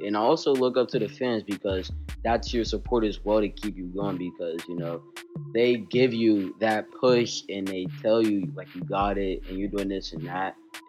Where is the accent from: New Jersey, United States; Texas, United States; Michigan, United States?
New Jersey, United States; Newark; Well, I'm 13 and I'm from Newark, New Jersey